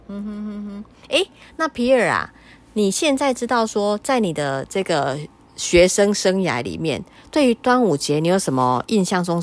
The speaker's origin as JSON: {"language": "Chinese", "country": "Taiwan", "said": "龟掌好像我们闽南人比较少吃吼。"}